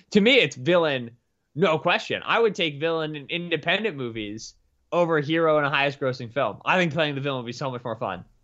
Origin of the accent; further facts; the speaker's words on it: Pennsylvania, United States; a P A native, though I'm not really from the Pittsburgh area